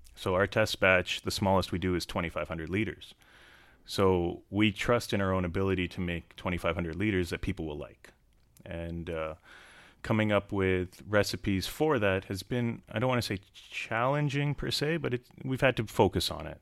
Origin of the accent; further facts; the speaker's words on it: Canada; I grew up in Canada